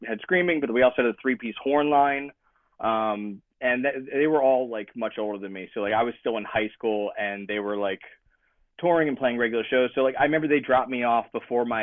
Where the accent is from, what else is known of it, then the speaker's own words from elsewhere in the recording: Belmar, New Jersey, United States; moved away as an adult; now in San Diego, United States; I'm from South Jersey. I grew up in the South Jersey, Philly punk scene, hardcore scene